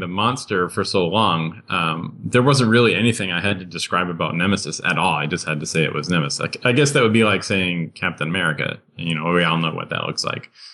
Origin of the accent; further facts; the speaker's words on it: Boston, Massachusetts, United States; I grew up on Godzilla, watching Creature Double Feature on WLVI Channel 56 in Boston